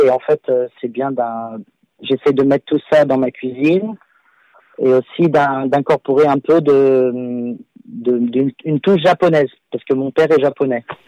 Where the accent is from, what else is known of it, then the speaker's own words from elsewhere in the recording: Lyon, Auvergne-Rhône-Alpes, France; moved away as an adult; also born or lived in Paris, France; now in London, United Kingdom; je suis à la base, je suis lyonnais